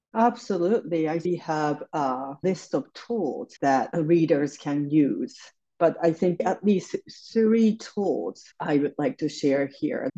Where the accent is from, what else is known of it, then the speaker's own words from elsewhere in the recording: Japan; moved away as an adult; now in New York City, United States; I grew up in Japan. I live in New York City. I came here for college and ended up staying here.